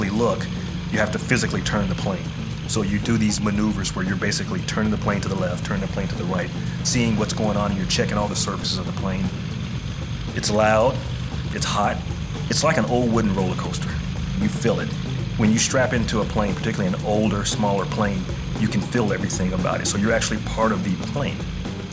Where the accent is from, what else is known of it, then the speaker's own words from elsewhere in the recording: Columbia, Tennessee, United States; I'm from Columbia, Tennessee